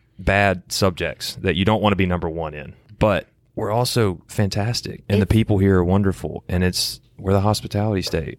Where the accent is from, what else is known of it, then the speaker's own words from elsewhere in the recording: Jackson, Mississippi, United States; I'm from Jackson, Mississippi.